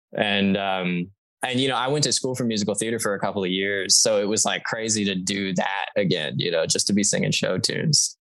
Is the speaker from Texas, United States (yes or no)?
yes; Texas, United States; I'm from Texas